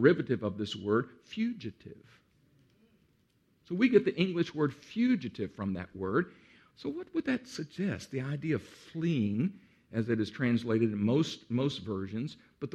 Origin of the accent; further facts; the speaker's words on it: Central Texas, United States; moved away as an adult; As a boy, I grew up in Central Texas, right on the edge of what we call in Texas the Hill Country.